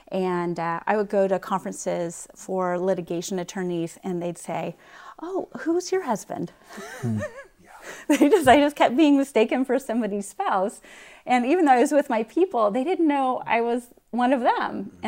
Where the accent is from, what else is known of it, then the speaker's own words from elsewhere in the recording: West Point, New York, United States; born there; And in fact, actually, I was born in West Point, and so was my grandfather.